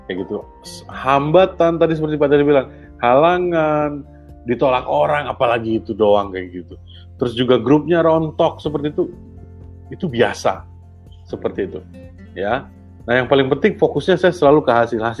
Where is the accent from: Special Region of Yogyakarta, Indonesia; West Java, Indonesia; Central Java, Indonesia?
Special Region of Yogyakarta, Indonesia; Yogyakarta; Saya loh orang Jogja gitu ya